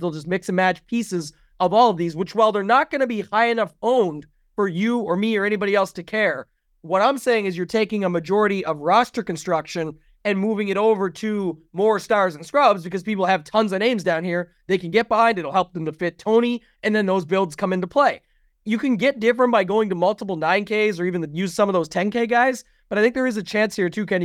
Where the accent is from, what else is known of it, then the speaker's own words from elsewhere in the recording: Canada; I'm Canadian